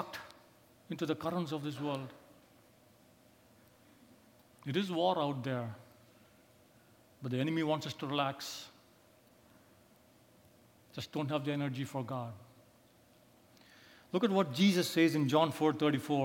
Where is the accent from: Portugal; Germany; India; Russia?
India; I come from India